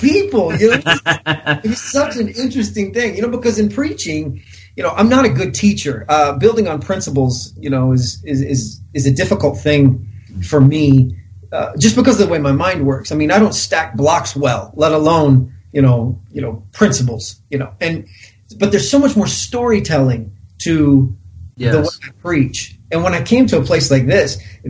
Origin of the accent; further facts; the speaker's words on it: Kansas, United States; I'm from Kansas